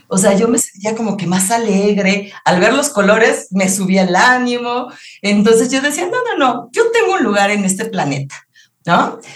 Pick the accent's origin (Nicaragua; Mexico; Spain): Mexico; los mexicanos retomemos nuestra cultura de la salud